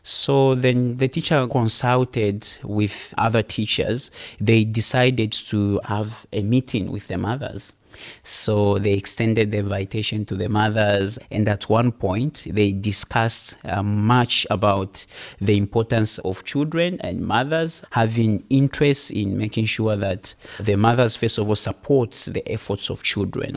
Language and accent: English; Zambia; from Zambia.